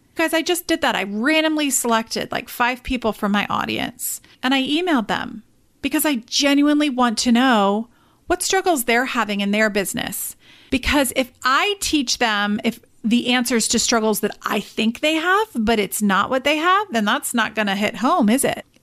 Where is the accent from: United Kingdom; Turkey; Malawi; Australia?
United Kingdom; England; moved away; I am actually originally from England